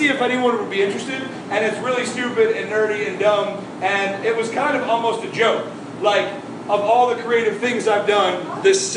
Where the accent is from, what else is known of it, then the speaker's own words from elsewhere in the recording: Syracuse, New York, United States; moved away as an adult; now in Florida, United States; I'm from Syracuse, New York.